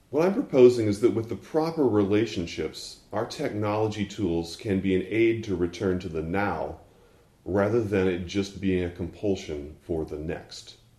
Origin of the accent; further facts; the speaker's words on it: Texas, United States; moved away; also born or lived in Fort Worth, Texas / Houston, Texas; I was born in Fort Worth and went to college in East Texas and lived in Houston until I was seven